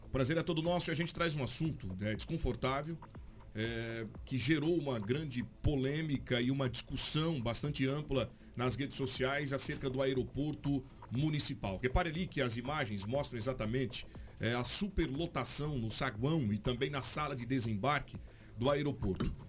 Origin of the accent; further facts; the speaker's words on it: Sinop, Mato Grosso, Brazil; Nós somos de Sinop